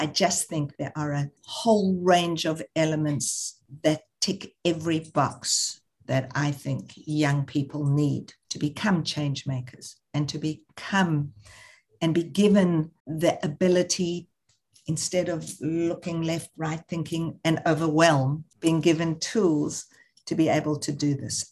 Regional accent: South Africa; moved away; growing up in South Africa, I had never gone to Soweto.

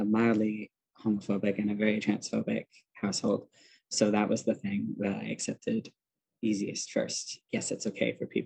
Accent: Milwaukee, Wisconsin, United States; moved away; I grew up in Wisconsin in a suburb of Milwaukee

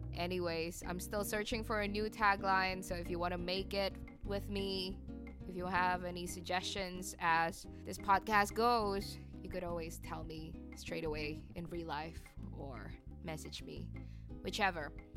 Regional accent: Jakarta, Indonesia; moved away as an adult; also born or lived in New York; I grew up in Jakarta.

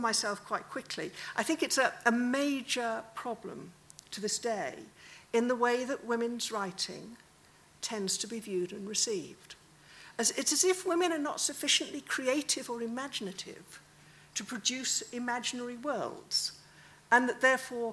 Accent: Wales, United Kingdom; I'm Welsh

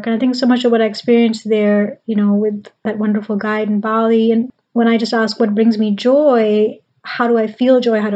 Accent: Pakistan; now in United States; I grew up in Pakistan

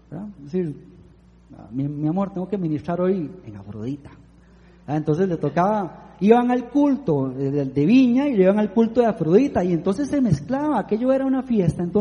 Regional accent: Piedades de Santa Ana, San José, Costa Rica; yo vengo de Piedades de Santa Ana, Piedades de Santa Ana es donde está la gente de alto nivel

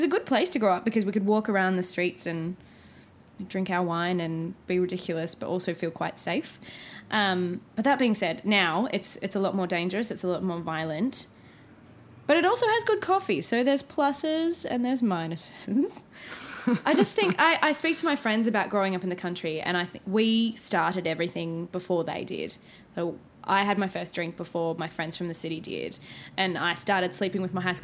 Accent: Wagga Wagga, New South Wales, Australia; I grew up watching you on the Comedy Channel in Wagga Wagga

